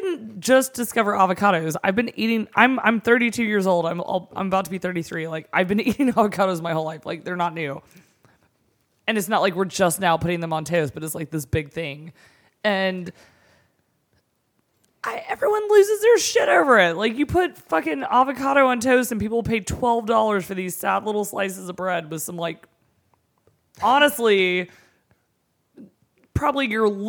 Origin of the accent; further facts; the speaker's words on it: the South, United States; we are from the South.